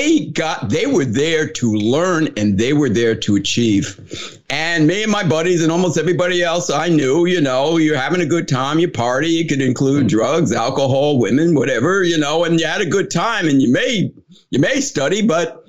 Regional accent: New Jersey, United States; also born or lived in Ohio; I grew up in New Jersey

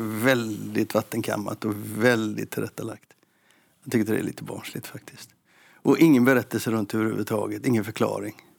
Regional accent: Gothenburg, Västra Götaland, Sweden; Som göteborgare så säger jag

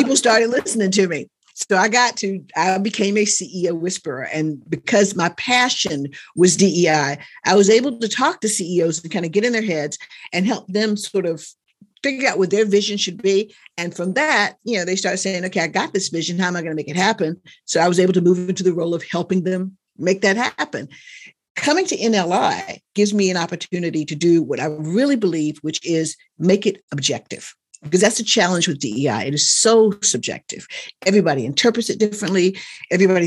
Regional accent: North Carolina, United States; I grew up in North Carolina. I wasn't born there, but I grew up in North Carolina

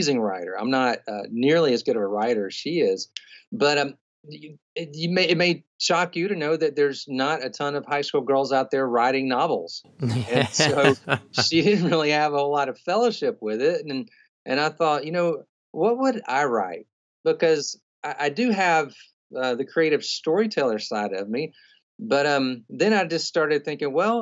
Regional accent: Birmingham, Alabama, United States; also born or lived in Southeast Asia / Indonesia; I'm actually from Birmingham, Alabama.

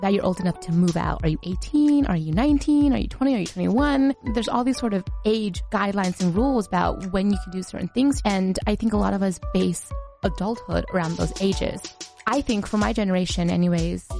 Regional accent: United States; Being in America and being an American, I have to kind of explain why I'm still home at 28

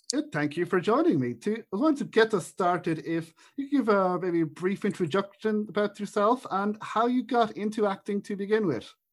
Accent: Ireland; an Irish person

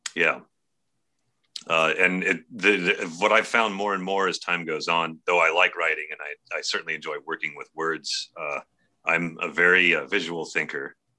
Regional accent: Bay Area, California, United States; moved away as an adult; also born or lived in Oregon; We grew up in the in the Bay Area.

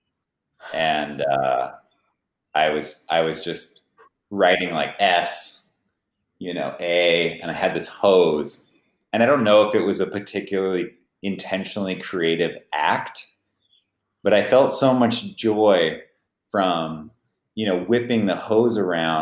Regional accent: Gilroy, California, United States; the home where I grew up in Gilroy, California

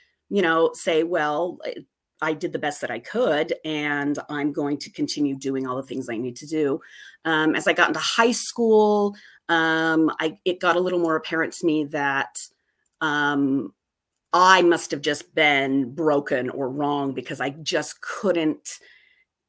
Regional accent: Utah, United States; I grew up here in Utah

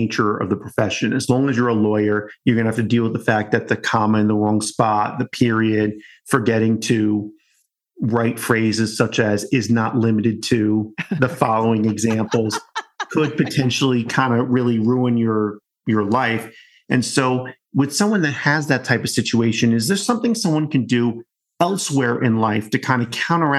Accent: New York City, New York, United States; as a New Yorker

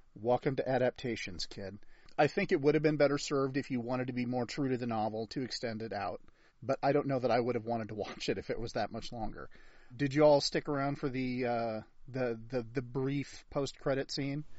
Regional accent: United States; as an American

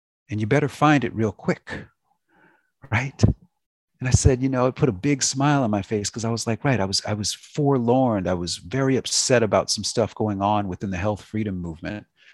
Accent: Los Angeles, California, United States; That's my hometown

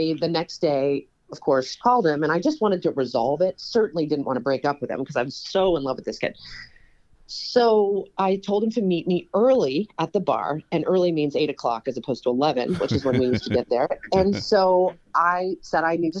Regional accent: New York, United States; born or raised there

